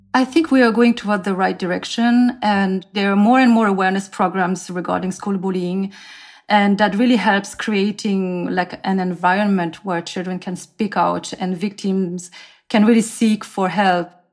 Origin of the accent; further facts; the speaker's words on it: France; also born or lived in South Korea; now in Seoul, South Korea; I am originally from South Korea, but I grew up in France